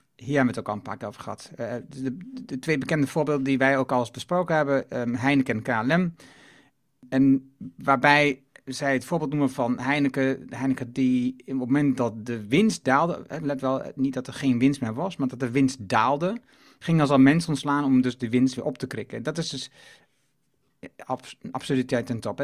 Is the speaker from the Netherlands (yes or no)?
yes; Netherlands; ik kom uit Achterhoek en, en Twente